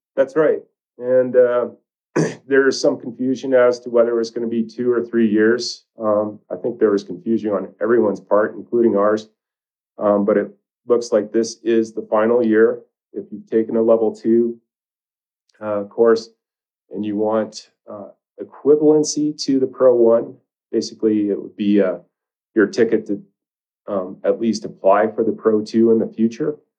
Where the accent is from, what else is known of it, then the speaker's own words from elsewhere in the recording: Maine, United States; moved away as an adult; now in Jackson, United States; I grew up in Maine